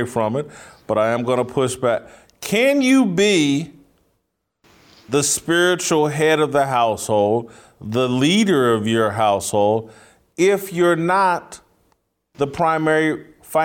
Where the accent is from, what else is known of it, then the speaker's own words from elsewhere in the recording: Indianapolis, Indiana, United States; moved away; I'm from Indianapolis, relatively major city, and this weekend, when I was at home in Indianapolis